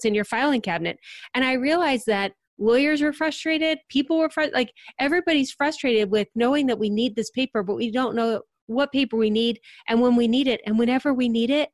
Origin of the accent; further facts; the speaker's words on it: Akron-Cleveland area, Ohio, United States; moved away as an adult; now in Cincinnati, United States; I grew up in the Akron-Cleveland area